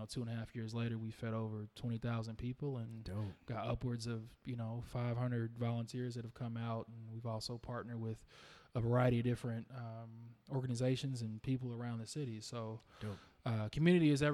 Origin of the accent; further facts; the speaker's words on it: Indianapolis, Indiana, United States; I've grown up in Indy. I grew up on the North Side, went to North Central